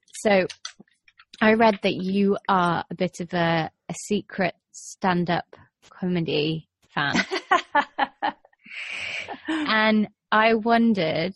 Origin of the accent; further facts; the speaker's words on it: England, United Kingdom; being English